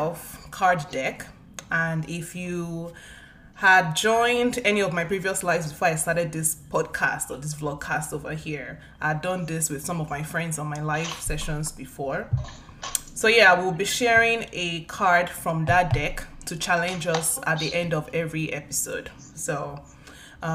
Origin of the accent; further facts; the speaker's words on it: Nigeria; Both of us have African backgrounds, and we are both Nigerians